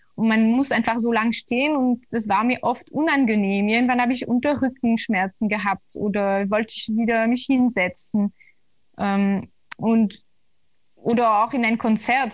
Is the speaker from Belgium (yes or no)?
yes; Belgium; moved away; also born or lived in Brussels; ich komme aus Belgien und damals habe ich ja noch in Brüssel